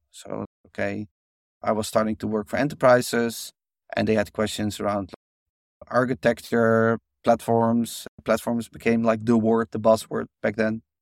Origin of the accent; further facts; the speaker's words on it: Netherlands; I grew up in Holland